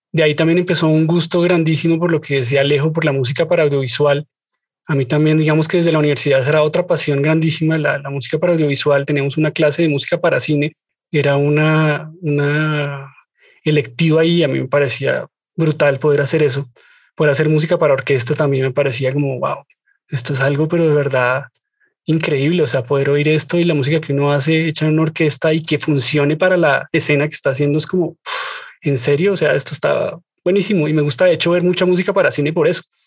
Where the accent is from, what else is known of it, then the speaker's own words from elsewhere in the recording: Colombia; lo veo en mi país por montones